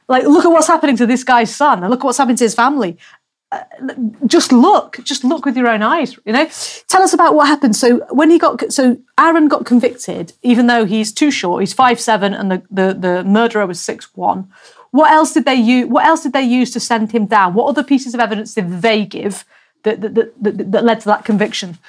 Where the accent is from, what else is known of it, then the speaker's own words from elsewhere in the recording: England, United Kingdom; moved away as an adult; I'm English